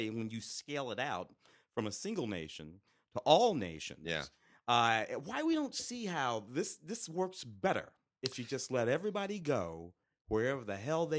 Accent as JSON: {"language": "English", "region": "Tennessee", "country": "United States", "tie": "born there", "said": "When I was born in Tennessee, it's because of that migration."}